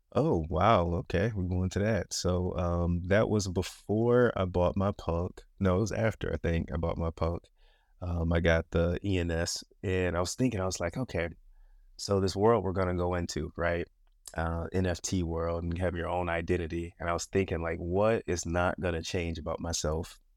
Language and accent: English; Michigan, United States; born and raised, born and raised in Michigan